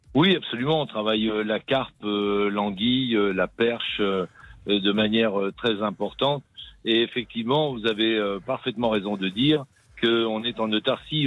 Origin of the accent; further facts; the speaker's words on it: Issoudun, Centre-Val de Loire, France; je suis né à Issoudun, oui. oui. J'ai beaucoup voyagé euh, grâce à mon métier dans le monde entier, mais je reviens toujours à mes sources.